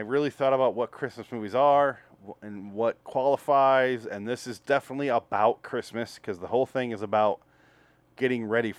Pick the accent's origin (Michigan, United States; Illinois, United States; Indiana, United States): Michigan, United States; moved away; I was from Michigan